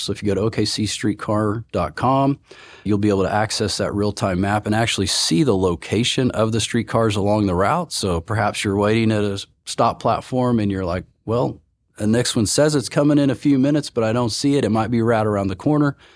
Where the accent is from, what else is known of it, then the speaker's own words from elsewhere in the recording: Oklahoma, United States; now in Oklahoma City, United States; I'm born and raised in Oklahoma